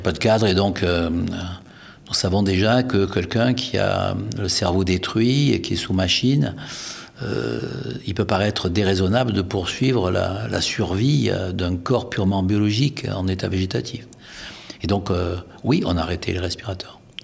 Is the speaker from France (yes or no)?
yes; France; nous sommes français